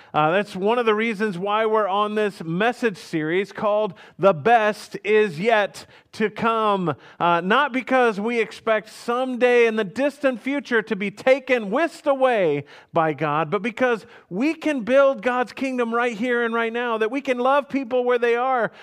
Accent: Houston, Texas, United States; moved away; also born or lived in Hannibal, Missouri; I grew up in Houston, Texas

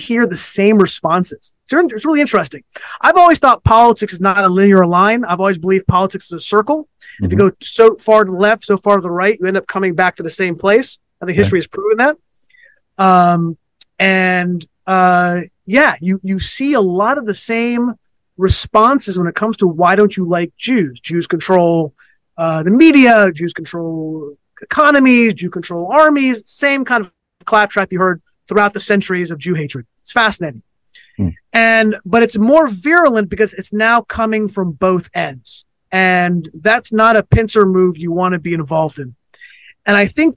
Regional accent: Los Angeles, California, United States; when I was a kid growing up in Los Angeles

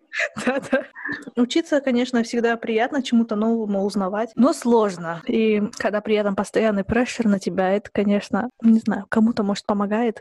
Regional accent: Kazakhstan; now in Sweden; я из Казахстана

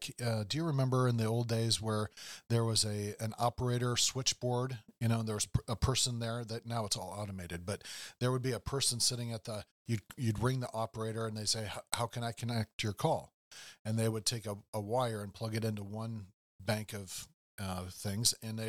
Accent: Iowa, United States; Well, I mean, I've shared a lot about my background of growing up on a farm, growing up in Iowa

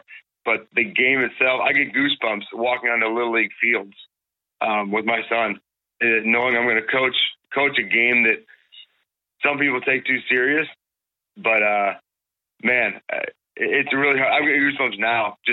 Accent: Minnesota, United States; now in Texas, United States; I grew up in Minnesota

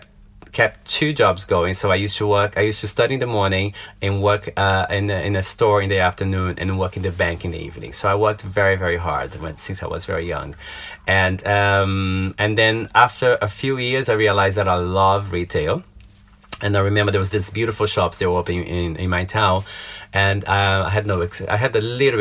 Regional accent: Belo Horizonte, Minas Gerais, Brazil; moved away as an adult; now in London, United Kingdom; I'm from a town called Belo Horizonte, which is in the southeast of Brazil

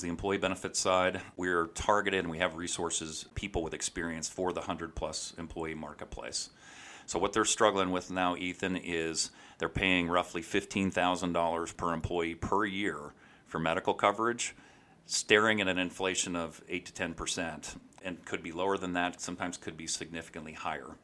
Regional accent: St. Louis, Missouri, United States; moved away as an adult; now in Kansas City, United States; Grew up in Saint Louis

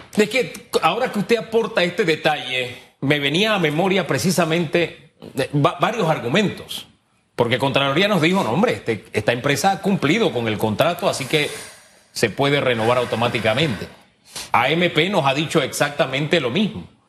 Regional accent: Panama; como panameño

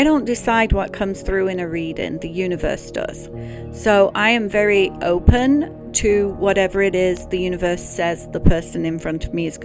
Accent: England, United Kingdom; now in United States; growing up in England

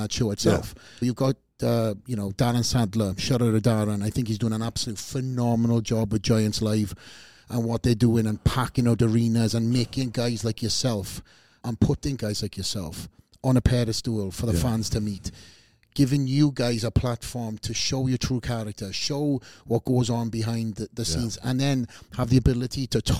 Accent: Wales, United Kingdom

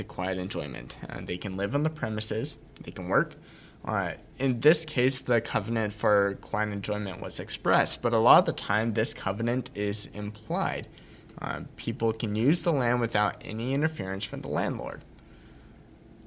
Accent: Utah, United States; I'm from Utah

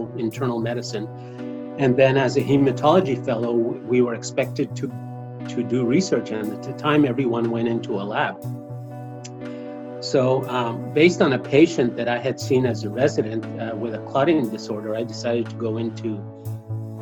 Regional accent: New Mexico, United States; moved away; I come from a quite impoverished area of New Mexico.

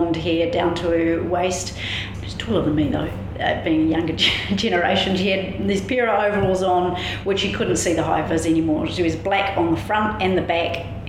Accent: Waiuku, Auckland, New Zealand; I'm from Waiuku

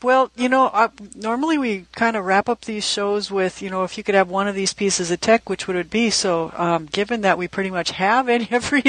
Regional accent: Minnesota, United States; Okay, I'm from Minnesota.

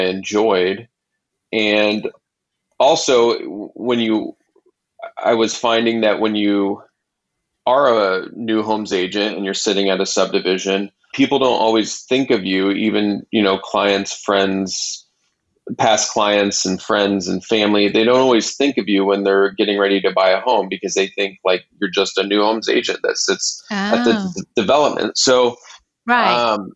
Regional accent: Kansas City, Missouri, United States; moved away as an adult; also born or lived in Los Angeles, California; now in Kansas City, United States; I was born and raised in Kansas City and moved to Los Angeles in the late 90s

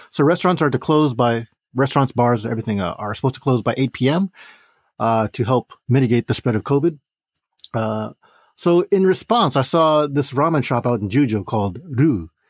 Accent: Chicago, Illinois, United States; accent: Midwest; I am from Chicago, Illinois. Chi Town.

